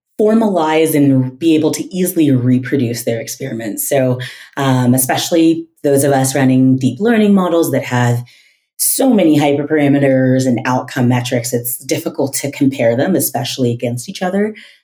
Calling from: Denver, Colorado, United States; I am in Denver, Colorado.

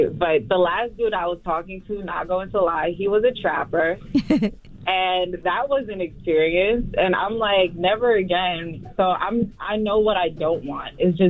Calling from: Elizabeth, New Jersey, United States; Elizabeth, New Jersey.

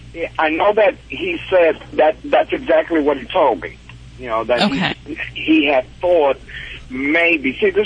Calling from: Killeen, Texas, United States; I'm calling from Killeen, Texas.

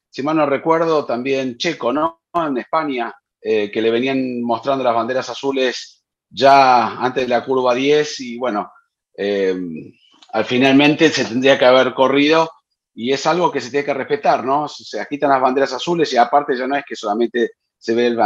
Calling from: Guadalajara, Jalisco, Mexico; Hola formuleros, muy buen día. Soy … de Guadalajara, Jalisco.

